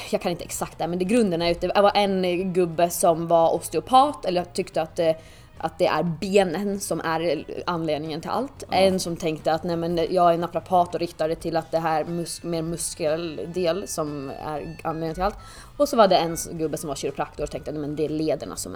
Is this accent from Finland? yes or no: yes; Åland, Finland; eftersom att jag kommer från Åland som {S0} tillhör ja. Finland